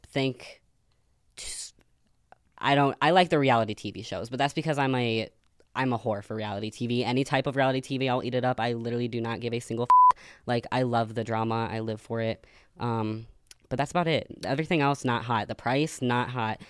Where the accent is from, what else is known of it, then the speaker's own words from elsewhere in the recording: Ohio, United States; moved away; also born or lived in Arizona; I did grow up in Ohio